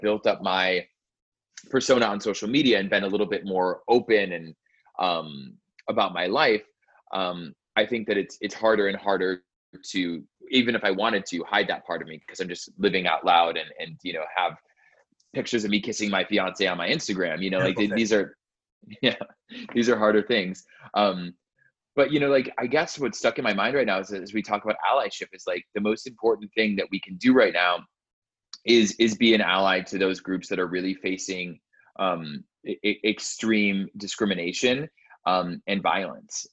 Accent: Arizona, United States; growing up in Arizona

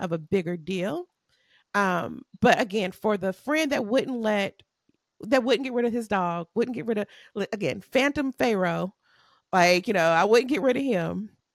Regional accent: United States; I'm American

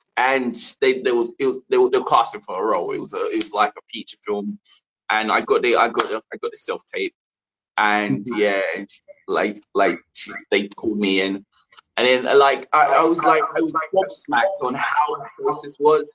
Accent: London, United Kingdom; I come from East London

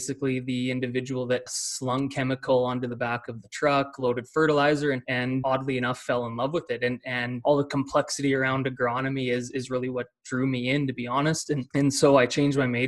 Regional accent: small town Saskatchewan, Canada; now in Calgary, Canada; So I'm Canadian. I am based in Calgary, Alberta today, but grew up in small town Saskatchewan, Canada

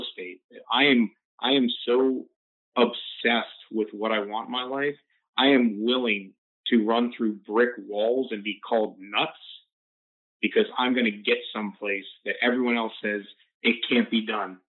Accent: Florida, United States; grew up in Florida, Florida State. 561 is my hometown area code.

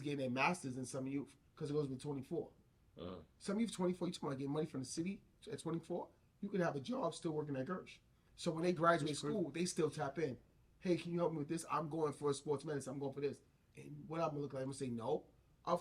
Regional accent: New York City, New York, United States; growing up in the East

